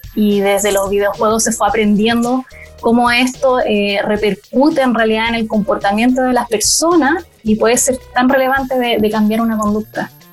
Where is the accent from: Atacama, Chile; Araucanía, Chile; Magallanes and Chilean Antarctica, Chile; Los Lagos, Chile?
Magallanes and Chilean Antarctica, Chile; Puerto Natales; moved away as an adult; now in Santiago, Chile; soy de Puerto Natales, soy una sureña o patagona